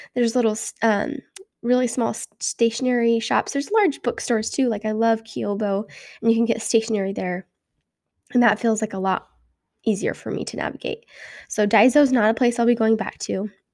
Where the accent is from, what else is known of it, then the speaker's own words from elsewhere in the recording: United States; moved away as an adult; now in South Korea; I'm American. I've never lived overseas